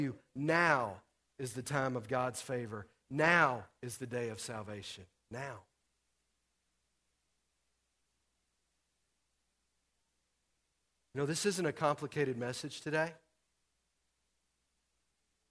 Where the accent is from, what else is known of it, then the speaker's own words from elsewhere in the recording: Texas, United States; I'm from Texas